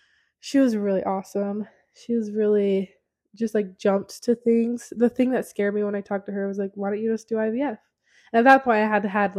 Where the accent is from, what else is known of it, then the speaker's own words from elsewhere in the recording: Idaho Falls, Idaho, United States; moved away; That's my hometown.